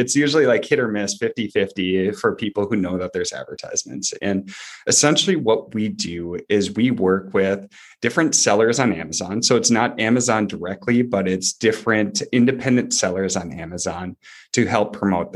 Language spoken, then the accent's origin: English; Duluth, Minnesota, United States; moved away as an adult; also born or lived in Wichita, Kansas; We grew up in Duluth, Minnesota, Northern Minnesota